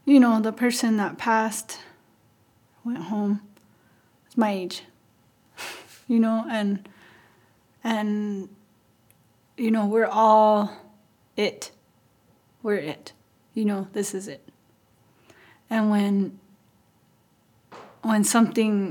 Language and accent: English; Santa Clara Pueblo, New Mexico, United States; I'm from Santa Clara Pueblo.